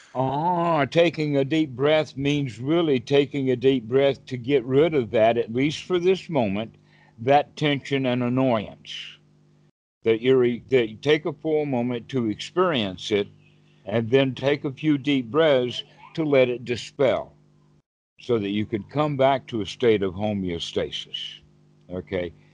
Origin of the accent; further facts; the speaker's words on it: United States; I'm the American version